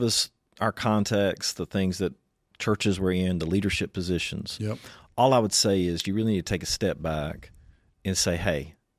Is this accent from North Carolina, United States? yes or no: yes; Eastern North Carolina, United States; I'm from Eastern North Carolina.